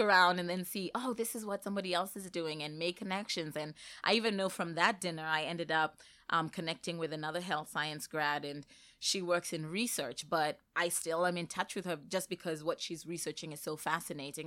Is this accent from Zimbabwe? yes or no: yes; Zimbabwe; moved away as an adult; I came to Northeastern straight from Zimbabwe. That's where, um, I had completed my I B program